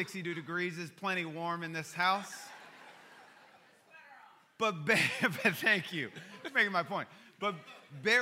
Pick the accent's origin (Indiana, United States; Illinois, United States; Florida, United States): Illinois, United States; Chicago; I grew up in Chicago